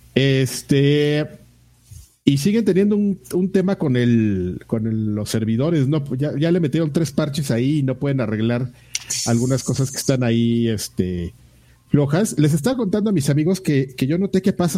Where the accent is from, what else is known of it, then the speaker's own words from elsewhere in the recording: Mexico; soy mexicano